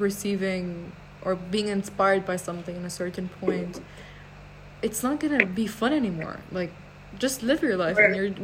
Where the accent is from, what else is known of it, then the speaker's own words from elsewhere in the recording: Iraq; also born or lived in Iran; Okay, I'm from Iraq and Iran.